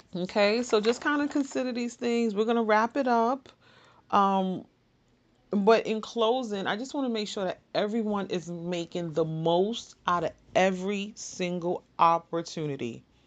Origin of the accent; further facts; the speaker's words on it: New York City, New York, United States; Born and raised in the Bronx